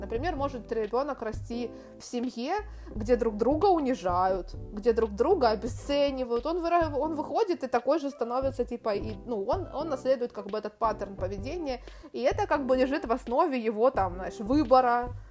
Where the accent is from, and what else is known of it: Ukraine; moved away as an adult; also born or lived in Turkey; now in Spain